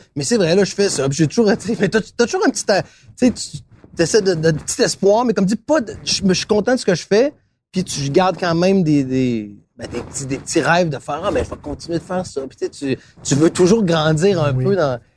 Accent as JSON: {"language": "French", "town": "Quebec City", "region": "Quebec", "country": "Canada", "also_born_or_lived": "Montreal", "moved": "as an adult", "said": "moi j'étais de Québec"}